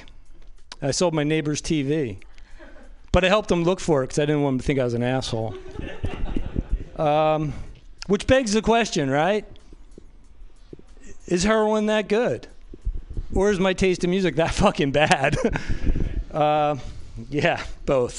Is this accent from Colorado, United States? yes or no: no; New Jersey, United States; I'm from New Jersey.